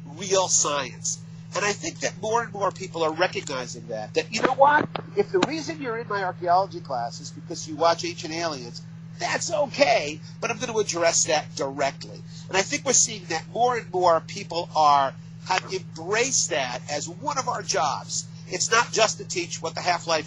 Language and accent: English; Connecticut, United States; I come from Connecticut. I'm here in Connecticut